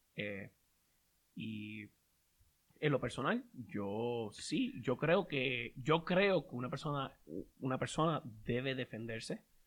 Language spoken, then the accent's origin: Spanish; Puerto Rico; moved away; nosotros que venimos de Puerto Rico